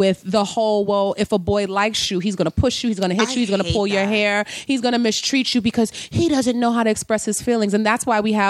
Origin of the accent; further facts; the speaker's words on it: New York City, New York, United States; I'm from the Bronx.